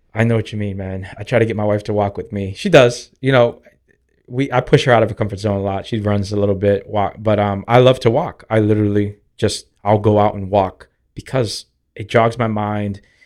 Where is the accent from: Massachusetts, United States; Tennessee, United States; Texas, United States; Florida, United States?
Massachusetts, United States; Boston; But growing up in Dorchester, like, you get made fun of for riding the bus